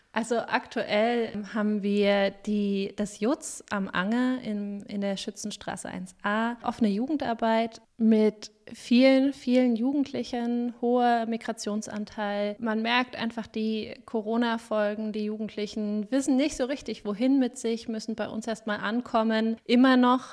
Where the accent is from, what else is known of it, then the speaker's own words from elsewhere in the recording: Weimar, Thuringia, Germany; moved away as an adult; also born or lived in Jena; now in Coburg, Germany; Ich stamme eigentlich aus Weimar, habe in Jena Erziehungswissenschaft und Psychologie studiert